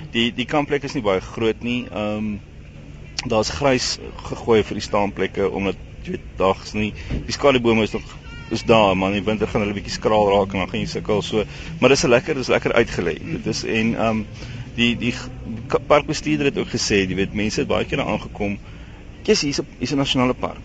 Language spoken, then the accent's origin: Afrikaans; Stellenbosch, Western Cape, South Africa; also born or lived in Eastern Transvaal; ek's Kaapenaar, ek kom van Stellenbosch af